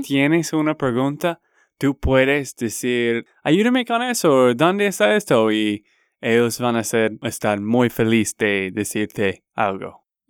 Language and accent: Spanish; Texas, United States; now in Colombia; de Texas, Estados Unidos